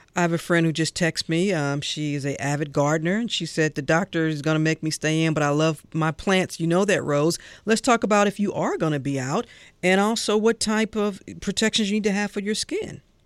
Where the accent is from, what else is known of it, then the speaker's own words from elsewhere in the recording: St. Louis, Missouri, United States; I grew up in St. Louis where it was hot